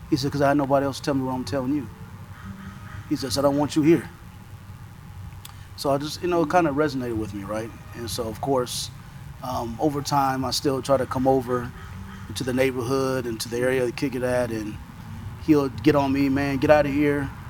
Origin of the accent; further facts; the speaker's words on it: Los Angeles, California, United States; And um, and I grew up in South LA.